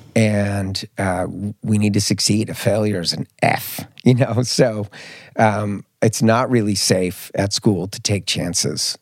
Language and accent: English; Marin County, Bay Area, California, United States; also born or lived in Mallorca, Spain; now in Stockholm, Sweden; I grew up in, in the Bay Area, I grew up in Marin County